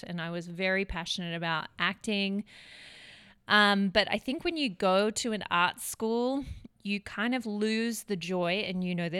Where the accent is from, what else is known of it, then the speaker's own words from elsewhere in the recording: Melbourne, Victoria, Australia; now in Redding, United States; I'm from Melbourne, Australia. My brothers would probably give me crap that my accent has changed. I've been here 7 years, in the States 7 years. So yeah, I'm originally from Melbourne.